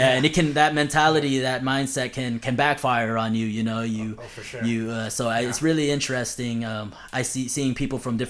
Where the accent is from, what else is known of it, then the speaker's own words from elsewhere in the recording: Los Angeles, California, United States; I grew up in I grew up in LA in California